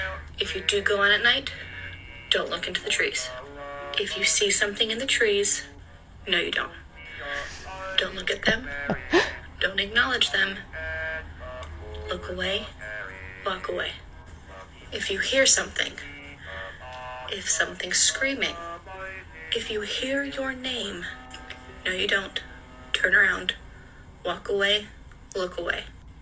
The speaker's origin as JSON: {"language": "English", "region": "Appalachia", "country": "United States", "tie": "born or raised there", "said": "And I grew up in Appalachia."}